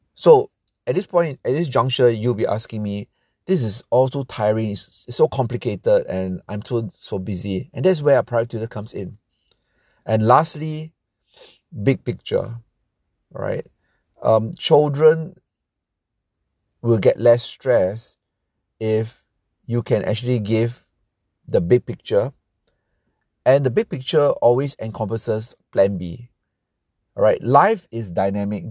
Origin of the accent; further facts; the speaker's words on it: Singapore; I'm from Singapore